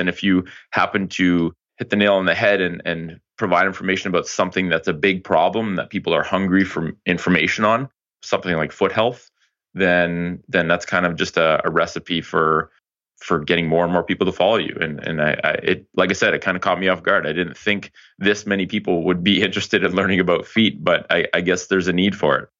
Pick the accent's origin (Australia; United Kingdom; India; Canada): Canada; Ottawa, Ontario; moved back to Ottawa, which is my hometown